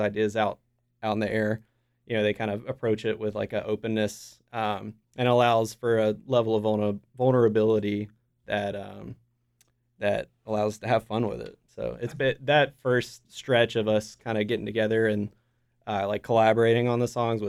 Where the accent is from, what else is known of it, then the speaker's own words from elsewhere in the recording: Smithfield, North Carolina, United States; William I grew up with in Smithfield.